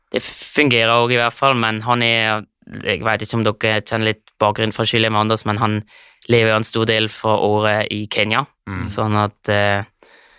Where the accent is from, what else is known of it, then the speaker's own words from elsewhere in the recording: Switzerland; also born or lived in Lørenskog, Norway; har kommet til Sveits når jeg var tre år gammel.